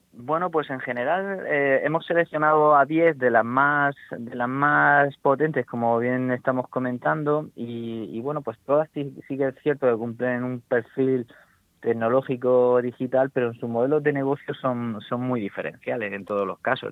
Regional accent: Cartagena, Region of Murcia, Spain; soy de Cartagena

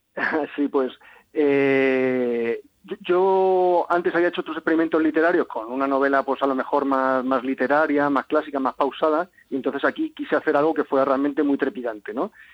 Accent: Cádiz, Andalusia, Spain; soy de Cádiz, conozco bien la región y pues desde chiquitito tenía mucha, mucha fascinación por Gibraltar

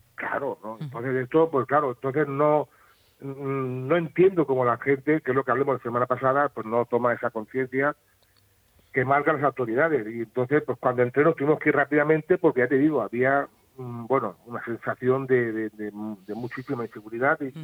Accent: Calasparra, Region of Murcia, Spain; mi pueblo

